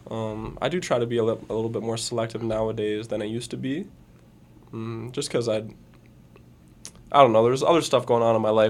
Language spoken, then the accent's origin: English; Fergus, Ontario, Canada; Fergus. Bro. Yeah. Let's fucking go. I wanted to bring him out there just because it was like my hometown